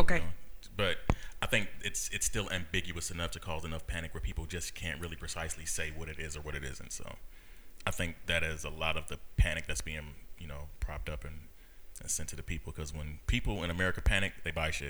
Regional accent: California, United States; now in Houston, United States; I'm from California, the second biggest state next to Texas.

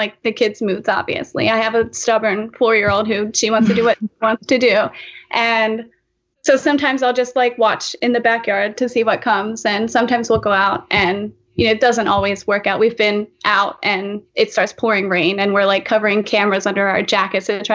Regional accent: Lancaster, Pennsylvania, United States; I'm from Lancaster, Pennsylvania.

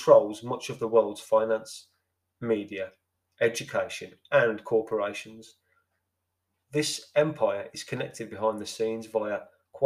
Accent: Birmingham, West Midlands, United Kingdom; I'm from Birmingham

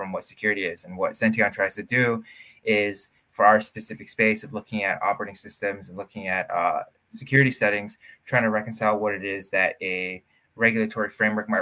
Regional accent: New Jersey, United States; was doing software engineering at a magnet high school in over here in Jersey

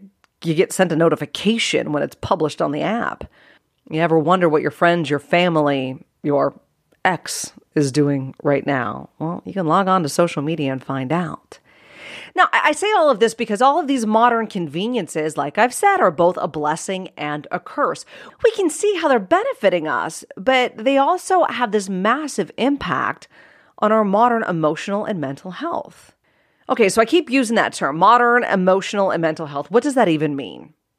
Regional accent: Cranberry Township, Pennsylvania, United States; So I grew up in Pittsburgh, Pennsylvania in the 80s, and more precisely a rural town called Cranberry Township.

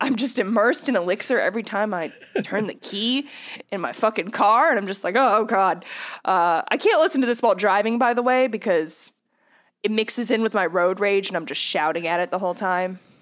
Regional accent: Texas, United States; now in New Orleans, United States; I've lived in the South my whole life, but, uh, yeah. I live in New Orleans. I grew up in Texas

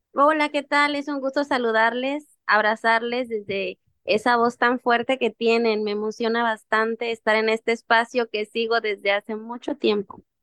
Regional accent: Mexico; desde que yo era una niña, eh, yo aprendí a bailar los diablos, que es una danza ancestral afromexicana

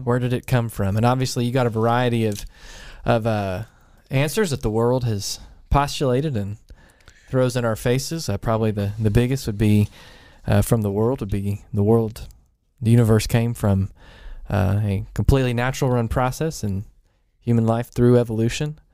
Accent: College Station, Texas, United States; moved away; where I grew up in College Station

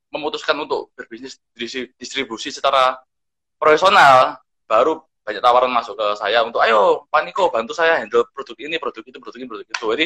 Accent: Adonara, East Nusa Tenggara, Indonesia; kota saya ini tidak terlalu se sekampung itu ya. Tapi memang benar, kita memang ketinggalan. Mall belum ada, sama belum ada. Cuma sekarang semakin ke sini, kita semakin maju itu. Nah, saya juga jadi supermarket pertama yang ada di uh, Adonara

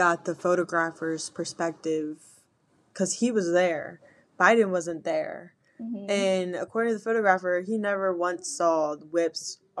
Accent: United States; even how we are as Americans.

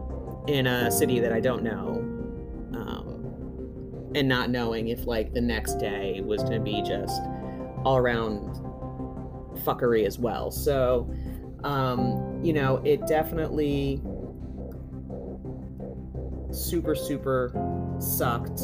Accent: the South, United States; I'm from the South

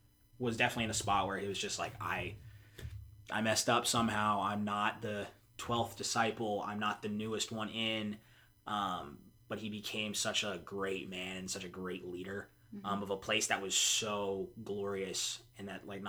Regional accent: Charlotte, North Carolina, United States; I am from Charlotte, North Carolina. Kind of moved around a little bit, but I consider Charlotte home.

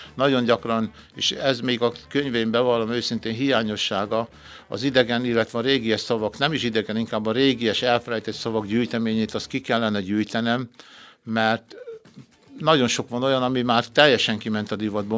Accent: Körösladány, Békés, Hungary; Szülőföldem Körösladány

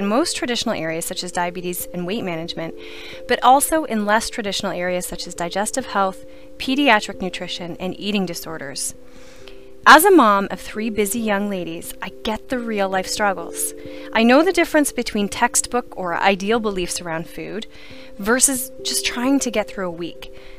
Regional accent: Renfrew County, Ontario, Canada; Being born and raised in Renfrew County, the diverse rural setting

